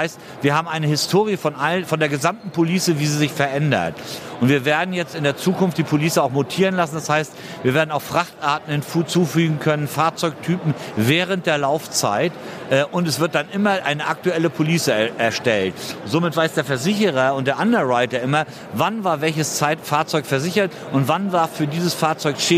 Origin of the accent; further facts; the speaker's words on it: Hamburg, Germany; Ich komme aus Hamburg, aus der Logistikhauptstadt Deutschlands.